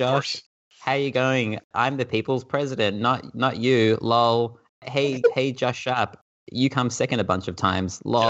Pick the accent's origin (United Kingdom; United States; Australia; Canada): Australia; we're Australian